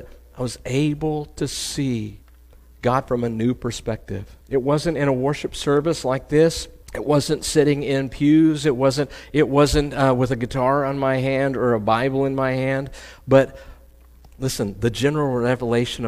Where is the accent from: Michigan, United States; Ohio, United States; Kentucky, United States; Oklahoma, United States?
Oklahoma, United States; I'm from Oklahoma. I'm just a country boy, right? My version of water is Lake Hudson or Fort Gibson